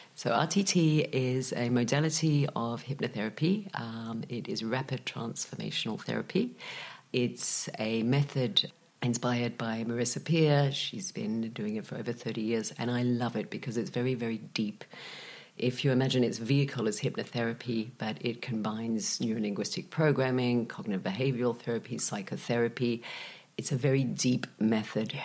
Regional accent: Australia; moved away as an adult; now in Malaga, Spain; when I was young, growing up in Australia with a Czech father

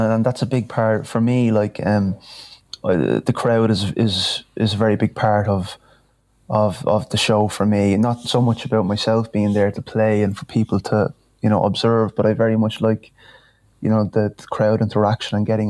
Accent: Dublin, Leinster, Ireland; moved away as an adult; now in Castleblayney, Ireland; I'm originally from Dublin

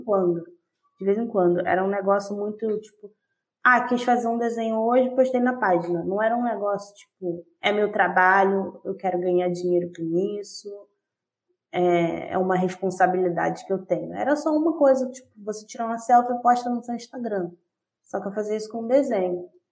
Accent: Rio de Janeiro, Brazil; Eu sou da zona oeste do Rio de Janeiro, mas eu moro na zona norte

